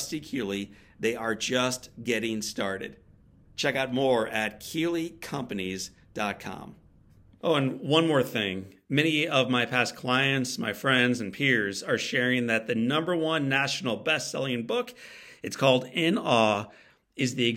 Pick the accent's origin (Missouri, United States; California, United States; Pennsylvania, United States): Missouri, United States; St. Louis; my hometown of St. Louis, Missouri